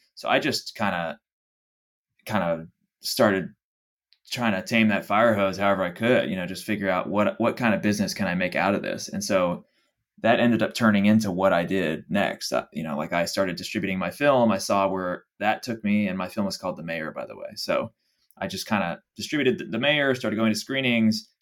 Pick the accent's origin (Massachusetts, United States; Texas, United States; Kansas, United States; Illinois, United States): Texas, United States; Dallas; moved away as an adult; also born or lived in Los Angeles; I'm from Dallas, Texas originally, born and raised